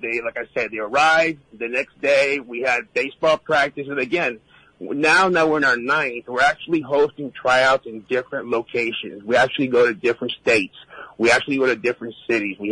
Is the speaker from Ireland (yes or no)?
no; Puerto Rico; moved away; I was born and raised in Puerto Rico